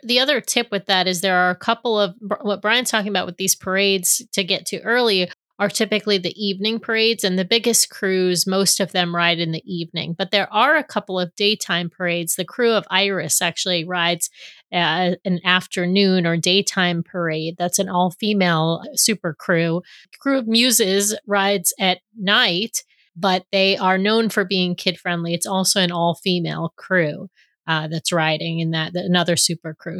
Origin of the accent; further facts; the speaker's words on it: New York City, New York, United States; also born or lived in Seattle area; now in Seattle, United States; back in New York